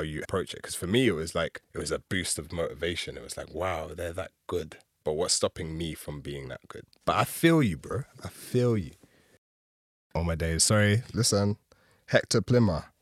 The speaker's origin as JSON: {"language": "English", "region": "London", "country": "United Kingdom", "tie": "born or raised there", "said": "especially as a Londoner. I've you know, born and raised here"}